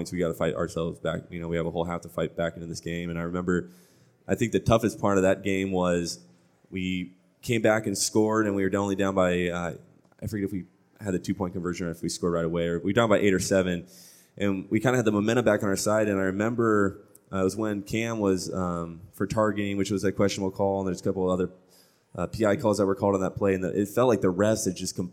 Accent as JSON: {"language": "English", "town": "Orange", "region": "California", "country": "United States", "said": "I come from Orange Lutheran um, you know I, I played private you know Lutheran school"}